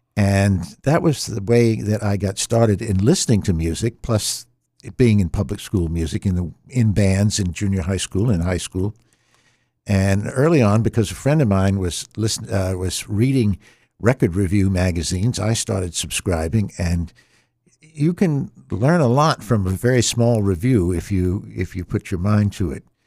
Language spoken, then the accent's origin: English; Norfolk, Virginia, United States; I was born in Norfolk, Virginia